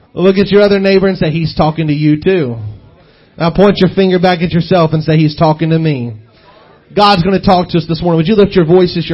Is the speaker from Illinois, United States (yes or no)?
no; Southeast Missouri, United States; I was raised in Southeast Missouri, so I'm just hick is what I am